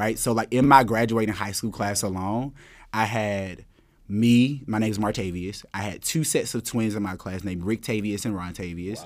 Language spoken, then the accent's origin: English; Thomaston, Georgia, United States; moved away as an adult; also born or lived in Atlanta, Georgia; now in New York City, United States; growing up in Thomaston